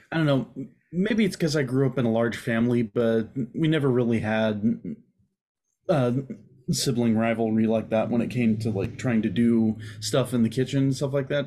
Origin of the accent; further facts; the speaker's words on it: Texas, United States; I'm from Texas